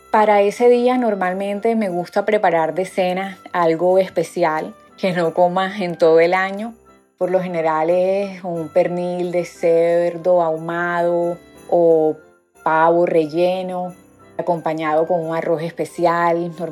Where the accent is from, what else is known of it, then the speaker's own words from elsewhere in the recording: Barranquilla, Atlántico, Colombia; vivo en la ciudad de Barranquilla, soy barranquillera